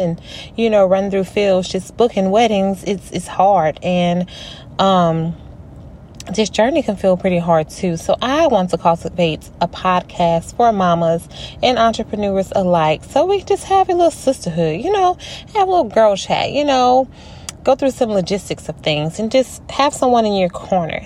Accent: Louisiana, United States; I am from Louisiana

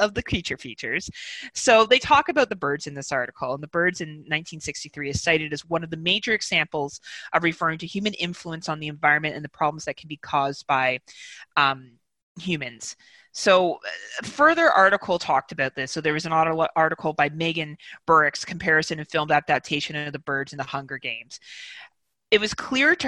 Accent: Canada

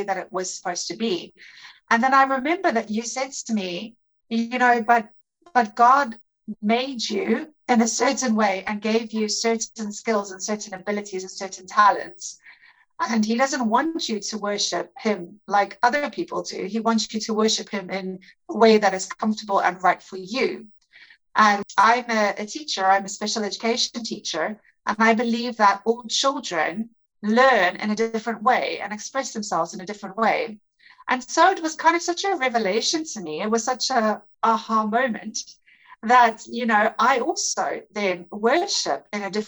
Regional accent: South Africa; moved away as an adult; now in Netherlands; I am originally from South Africa, but I've been living in the Netherlands for the last 5 years

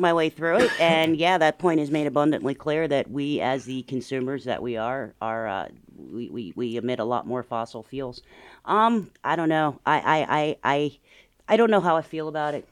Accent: United States; as an American

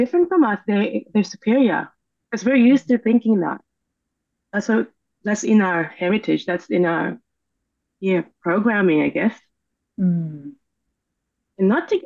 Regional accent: Philippines; I grew up in the Philippines, and our history is that we've been a colony

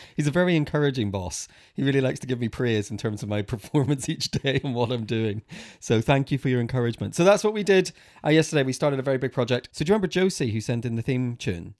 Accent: Northern Ireland, United Kingdom; when I was probably eleven or twelve, growing up in Northern Ireland

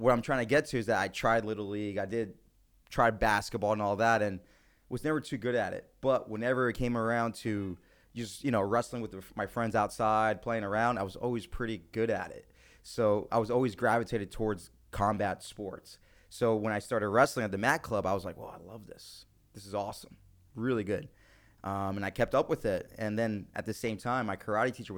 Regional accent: Congers, New York, United States; moved away as an adult; also born or lived in Bronx, New York; Born and raised in New York, originally from the Bronx

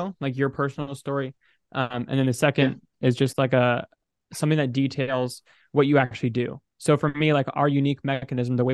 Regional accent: United States; I'm an American, I'm a bro, I'm 20 years old

